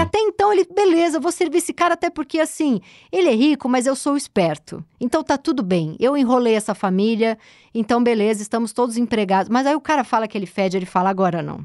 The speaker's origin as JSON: {"language": "Portuguese", "region": "São Paulo", "country": "Brazil", "tie": "born or raised there", "also_born_or_lived": "Higienópolis, São Paulo", "said": "eu que nasci no Tatuapé, já sou uma moradora aqui do Centro Expandido Zona Oeste, moro em Higienópolis há um tempo"}